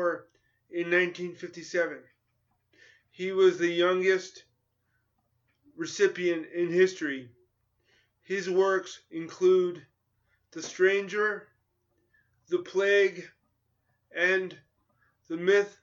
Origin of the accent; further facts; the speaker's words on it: New York, United States; I grew up in New York in competitive schools